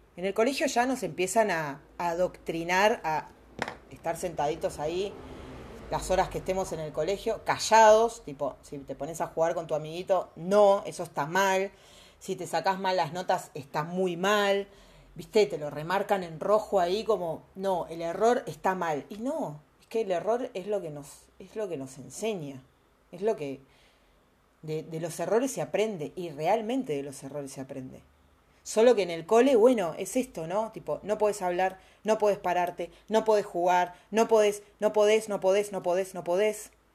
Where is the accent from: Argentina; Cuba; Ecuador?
Argentina; also born or lived in Mexico; nosotros que vivimos acá en Argentina